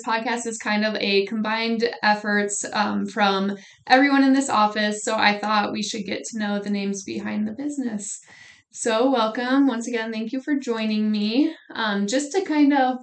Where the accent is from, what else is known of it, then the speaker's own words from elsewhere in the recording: York, Nebraska, United States; I was originally born and raised in York, Nebraska